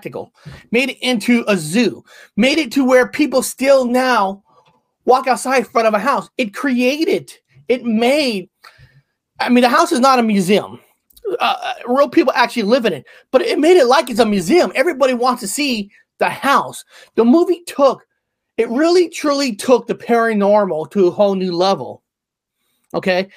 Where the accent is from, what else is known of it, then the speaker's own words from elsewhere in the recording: West Coast, United States; I'm not from the East Coast. I was born and raised on the West Coast